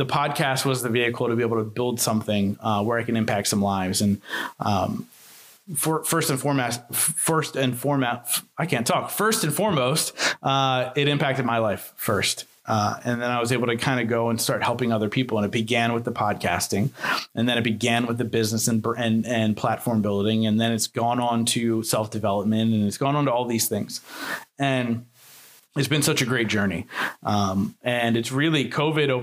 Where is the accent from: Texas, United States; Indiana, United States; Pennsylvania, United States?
Pennsylvania, United States; I'm from Pennsylvania